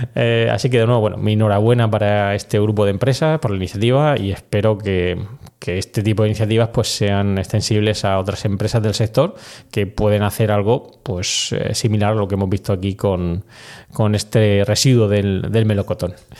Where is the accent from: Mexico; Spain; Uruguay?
Spain; also born or lived in United States; aquí en España